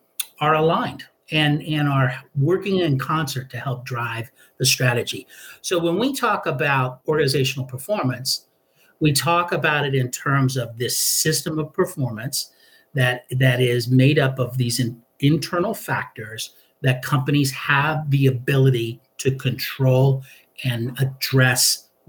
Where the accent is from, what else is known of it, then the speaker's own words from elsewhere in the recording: Hawaii, United States; And I grew up in Hawaii. I was a military brat and spent the bulk of my time in Hawaii.